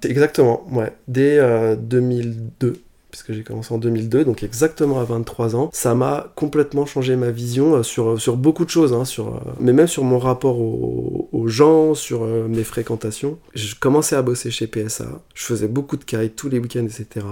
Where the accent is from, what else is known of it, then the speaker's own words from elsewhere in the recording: Asnières-sur-Seine, Île-de-France, France; moved away as an adult; also born or lived in Paris / China / Clichy; now in Lisbon, Portugal; J'ai grandi à Anières sur seine dans la banlieue parisienne